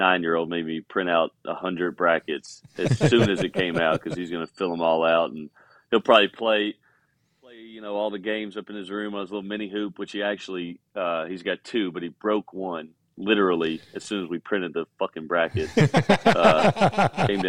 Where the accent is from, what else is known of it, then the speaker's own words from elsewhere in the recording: Kentucky, United States; I'm from Kentucky